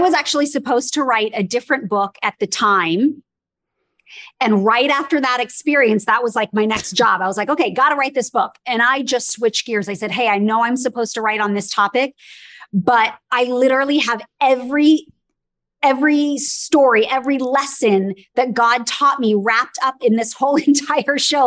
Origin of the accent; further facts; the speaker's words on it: Los Angeles, California, United States; I was born and raised in Los Angeles